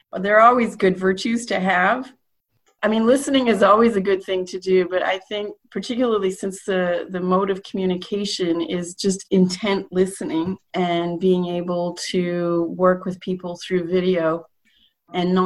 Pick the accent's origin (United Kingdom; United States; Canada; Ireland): Canada; a Canadian citizen